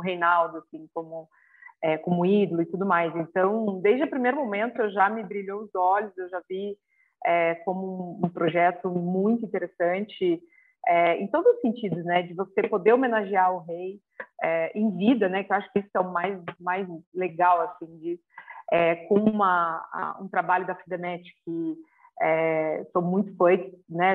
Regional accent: Curitiba, Paraná, Brazil; sou de Curitiba, né, então joguei nos times lá do Paraná Clube, Curitiba

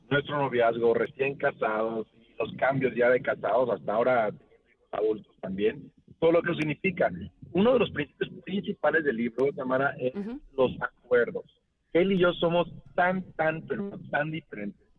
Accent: Mexico; Yo soy súper así como mexicana

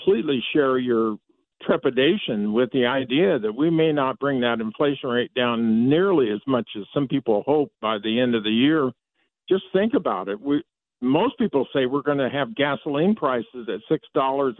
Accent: Iowa, United States; I was born and raised in Iowa, so I know a lot about those cornfields. I basically grew up in them.

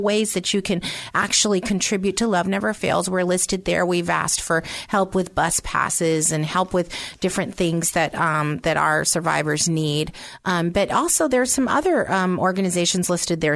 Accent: San Francisco, California, United States; also born or lived in Pennsylvania; I was born in Pennsylvania, but um, from the age of two on up, I uh, was raised in San Francisco

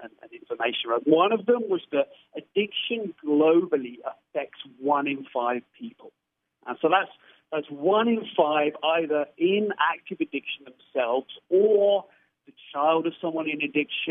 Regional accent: United Kingdom; I'm a Brit

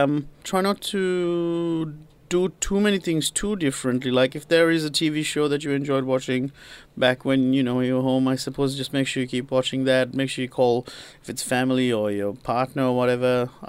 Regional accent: Sri Lanka; moved away; I'm from Sri Lanka, I've just lived in the country for a week or whatever

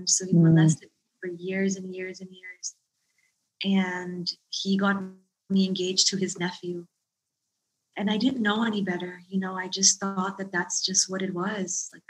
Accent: Thailand; born there; also born or lived in Dallas, Texas; I was born in Thailand. And we were living in Dallas, Texas at the time

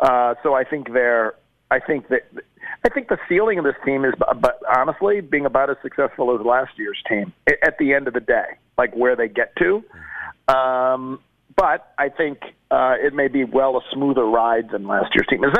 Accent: Buffalo, New York, United States; now in Memphis, United States; I grew up in Buffalo.

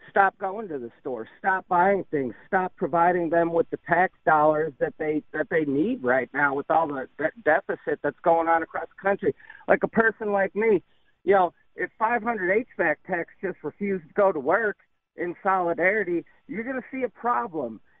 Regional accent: New York, United States; I recognize the plate, and I'm like, oh yeah, I'm from New York, woohoo!

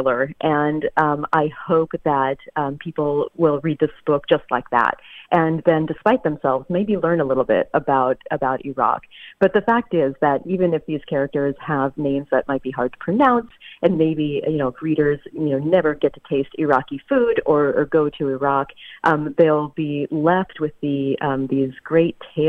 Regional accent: the South, United States; I grew up in the South

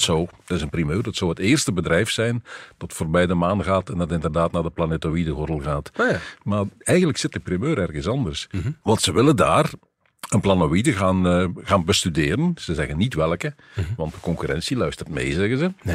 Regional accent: Belgium; ik als Belg

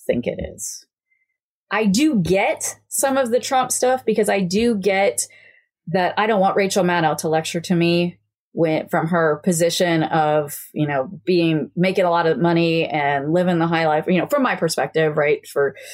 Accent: Kansas, United States; now in Virginia, United States; I'm from Kansas

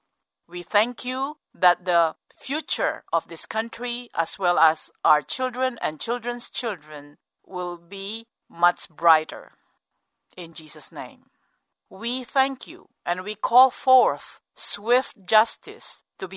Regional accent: United States; as an American

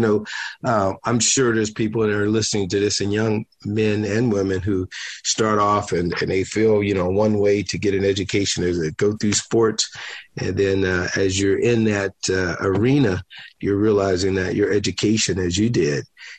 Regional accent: Pittsburgh, Pennsylvania, United States; I'm from Pittsburgh, Pennsylvania

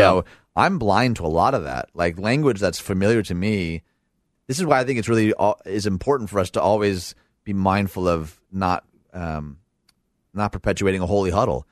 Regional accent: Dearborn, Michigan, United States; I'm from Dearborn, Michigan

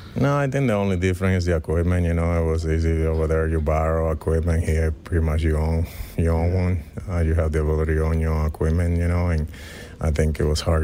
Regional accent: Dominican Republic; moved away; growing up in the Dominican Republic, being born and raised in there

